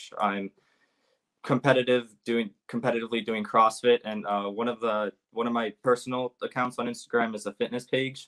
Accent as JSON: {"language": "English", "area": "Bay Area", "region": "California", "country": "United States", "said": "I'm from Bay Area, California"}